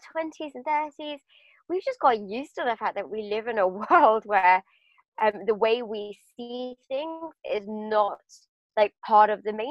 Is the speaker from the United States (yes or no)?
no; United Kingdom; also born or lived in London; I grew up just outside of London.